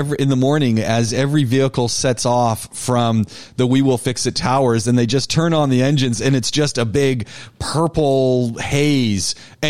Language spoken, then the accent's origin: English; Canada; I'm from more north than the North Country. And my boys go, "Dad, why didn't you just say Canada?"